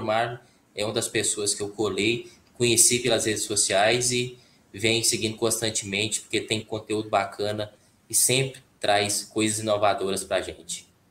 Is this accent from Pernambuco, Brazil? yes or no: no; Caldas Novas, Goiás, Brazil; eu sou de Goiás, né? Caldas Novas, Goiás